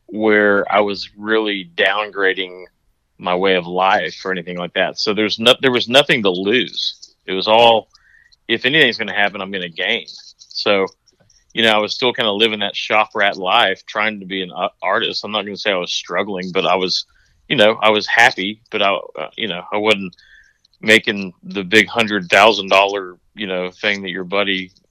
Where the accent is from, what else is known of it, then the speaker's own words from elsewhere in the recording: Dallas, Texas, United States; moved away as an adult; also born or lived in Wyoming / Atlanta; being from Dallas